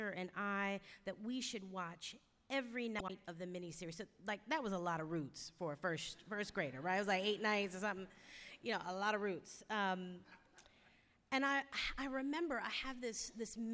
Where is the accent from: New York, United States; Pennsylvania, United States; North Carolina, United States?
Pennsylvania, United States; Philadelphia; I'm a Philadelphian. So I always rep Philly wherever I go